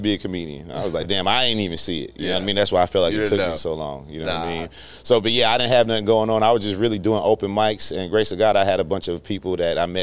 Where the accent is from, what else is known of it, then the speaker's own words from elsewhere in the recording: Inglewood, California, United States; moved away as an adult; now in Atlanta, United States; born and raised in Inglewood, California